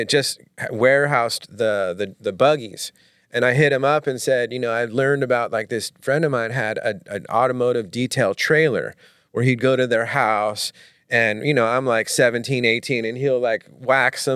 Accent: Manhattan Beach, California, United States; I grew up mainly in Manhattan Beach when I was like, you know, kindergarten through high school

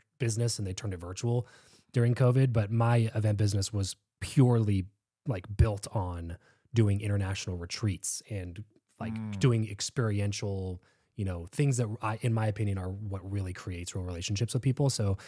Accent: California, United States; So I grew up in Southern California, counterintuitively, but in a very religious group.

